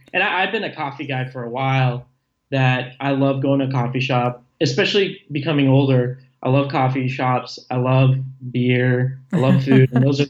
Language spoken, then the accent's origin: English; Las Vegas, Nevada, United States; I'm originally from Las Vegas, Nevada. So like some of the phrasing and accents are a little different for me.